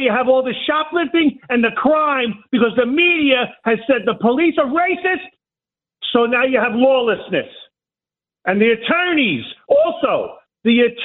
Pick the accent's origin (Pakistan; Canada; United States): United States; New York City, New York; I'm born and raised in Brooklyn